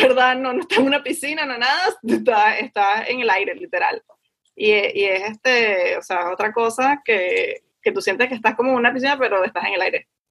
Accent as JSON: {"language": "Spanish", "country": "Venezuela", "moved": "yes", "said": "como vengo de Venezuela"}